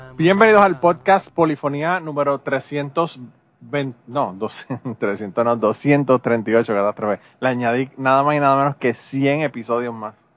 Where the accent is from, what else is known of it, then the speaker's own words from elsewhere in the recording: Puerto Rico; soy boricua.